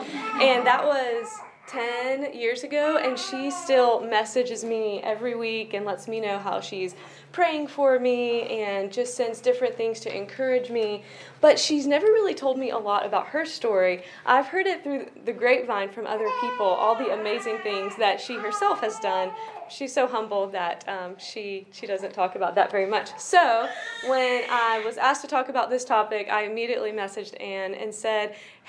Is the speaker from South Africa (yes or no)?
yes; South Africa; I grew up in South Africa, having the blessing of both parents and grandparents serving in many different ways.